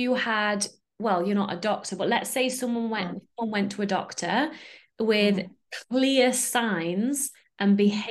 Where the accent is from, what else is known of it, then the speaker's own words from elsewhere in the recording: United Kingdom; now in Netherlands; I'm in the Netherlands, but I'm British.